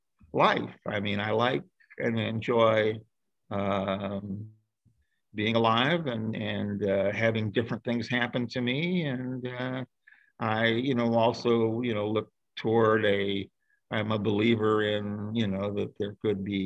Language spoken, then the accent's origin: English; Dayton, Ohio, United States; moved away as an adult; also born or lived in Cherry Point, North Carolina / Los Angeles, California; We moved up to Ohio to Dayton, Ohio, which is where I was raised